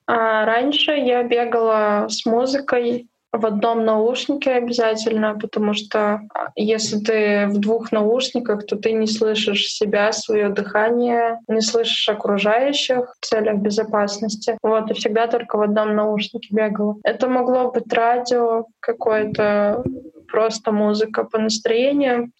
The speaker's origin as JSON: {"language": "Russian", "region": "Urals", "country": "Russia", "tie": "born or raised there", "moved": "yes", "lives_now": "Moscow, Russia", "said": "я с Урала"}